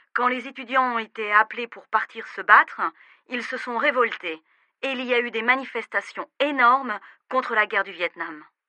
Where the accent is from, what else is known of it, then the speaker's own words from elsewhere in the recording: France; also born or lived in United States; now in Bordeaux, France; je vous appelle de Bordeaux. Je suis française